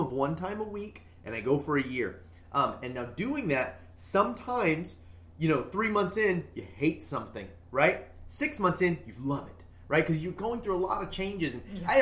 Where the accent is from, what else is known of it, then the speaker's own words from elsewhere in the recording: United States; I'm an American.